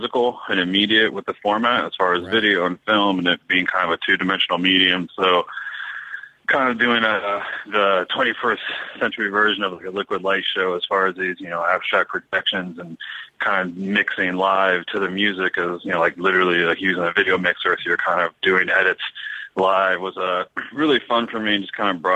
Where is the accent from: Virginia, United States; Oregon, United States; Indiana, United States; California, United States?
Virginia, United States; Northern; moved away as an adult; also born or lived in New York / Philadelphia; now in Los Angeles, United States; I'm originally from Northern Virginia, like just outside of Washington D.C.